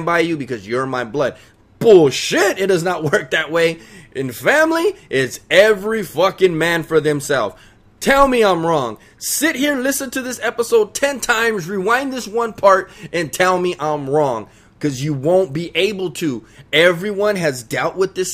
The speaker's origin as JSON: {"language": "English", "town": "Los Angeles", "region": "California", "country": "United States", "said": "I'm from East LA. I'm a Mexican"}